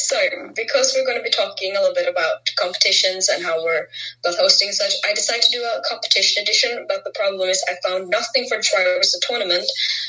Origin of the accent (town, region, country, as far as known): Southern Norway, Norway; accent: southern Norwegian